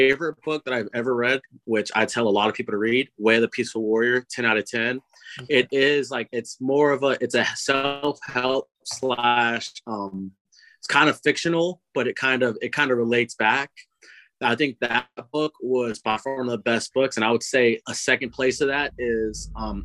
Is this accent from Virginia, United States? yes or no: no; Los Angeles, California, United States; moved away as an adult; also born or lived in Manhattan Beach, California / Georgia; now in Boston, United States; I'm from California. So I grew up in city of L.A., Slauson and Crenshaw, and then we moved around a little bit.